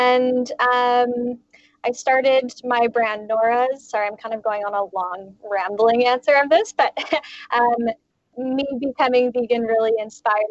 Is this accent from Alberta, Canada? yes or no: no; Halifax, Nova Scotia, Canada; now in Vancouver, Canada; I'm originally from Halifax, Nova Scotia, actually, but I've kind of been slowly moving west for school and stuff. And I ended up moving out to Vancouver for a job about 7 years ago.